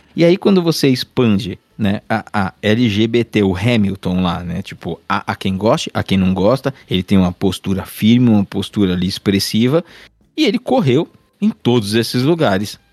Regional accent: Brazil; Eu também sou brasileiro

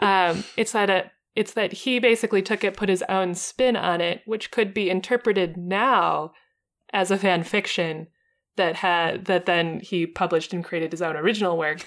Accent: United States; as an American, who is not bilingual

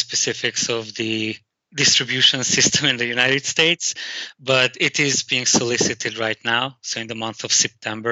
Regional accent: Hungary; English is a second language; moved away; as a child growing up in Hungary

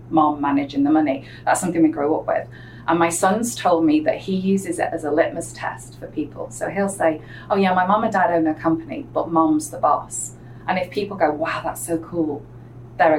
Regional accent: between Manchester and Liverpool, North West England, United Kingdom; accent: English; moved away as an adult; now in United States; I'm originally a native of the northwest of England, halfway between Manchester and Liverpool

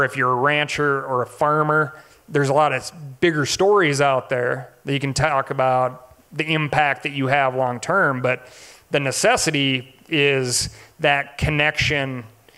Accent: Montana, United States; Growing up here in Montana

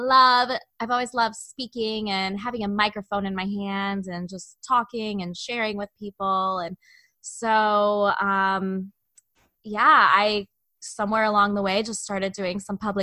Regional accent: Chicago, Illinois, United States; also born or lived in Indiana; I'm from the Chicago area

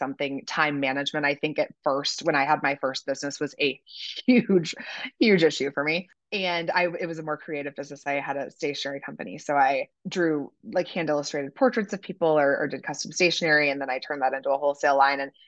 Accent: Kansas City, Missouri, United States; I'm from Kansas City, so those were my high school and college jobs

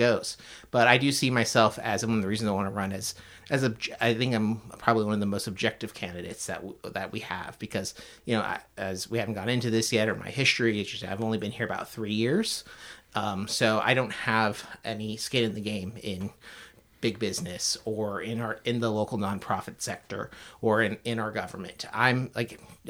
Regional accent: outside of Tampa, Florida, United States; moved away as an adult; also born or lived in California / Chicago; now in Portland, United States; I grew up in Florida, outside of Tampa. Was there for about 20 years

